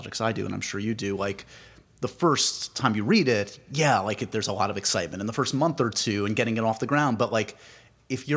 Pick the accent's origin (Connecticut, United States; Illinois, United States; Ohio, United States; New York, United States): New York, United States; New York City; I grew up on the Upper West Side.